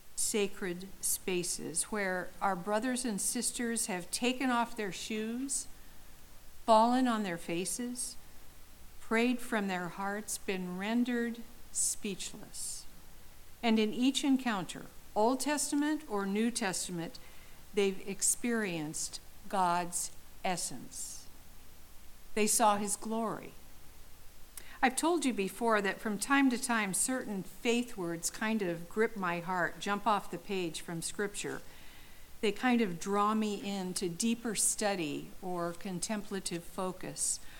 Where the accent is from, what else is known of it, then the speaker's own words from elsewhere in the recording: Southern California, United States; I grew up in Southern California